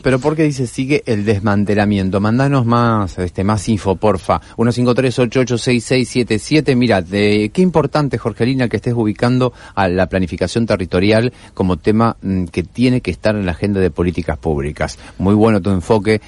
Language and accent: Spanish; Argentina; como pueblo argentino